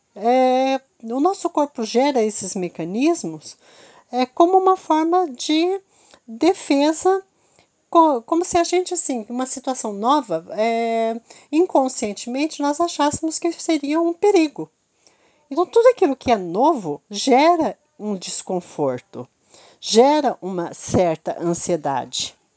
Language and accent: Portuguese; Curitiba, Paraná, Brazil; Eu sou de Curitiba